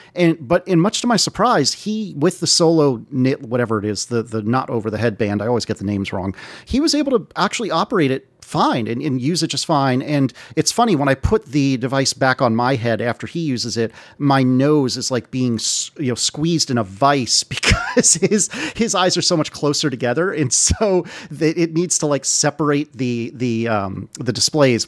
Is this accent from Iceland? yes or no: no; United States; being an American